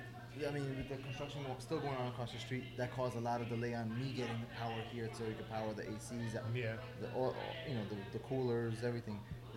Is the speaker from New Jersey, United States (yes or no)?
no; Elmhurst, New York, United States; And I looked in Elmhurst, obviously, being I'm from Elmhurst